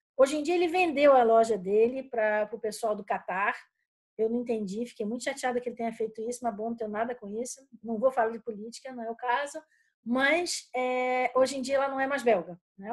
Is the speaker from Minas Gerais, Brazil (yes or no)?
no; Rio de Janeiro, Brazil; moved away as an adult; now in Brussels, Belgium; eu sou carioca